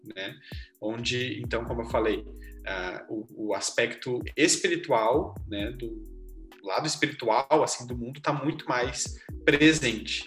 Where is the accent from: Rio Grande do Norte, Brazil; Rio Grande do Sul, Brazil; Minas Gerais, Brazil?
Rio Grande do Sul, Brazil; Gravataí; sou aqui de Gravataí